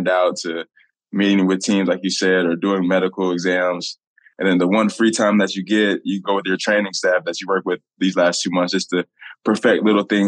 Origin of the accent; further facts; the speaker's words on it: Indianapolis, Indiana, United States; to be back in my hometown